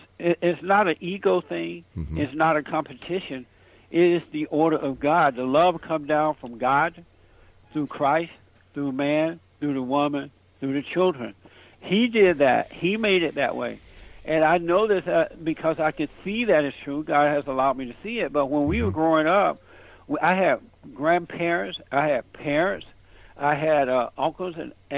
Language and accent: English; Alabama, United States; now in Los Angeles, United States; I grew up on a plantation down in Alabama. I grew up under the Jim Crow laws. I'm in Los Angeles, California now